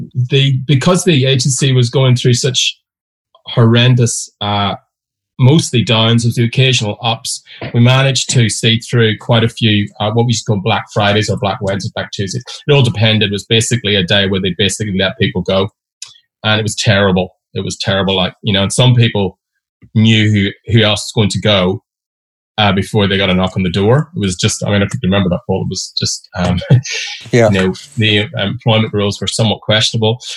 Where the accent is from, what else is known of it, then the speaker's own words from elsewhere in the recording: Derry, Northern Ireland, United Kingdom; moved away as an adult; I grew up in Derry or Londonderry, depending on your religion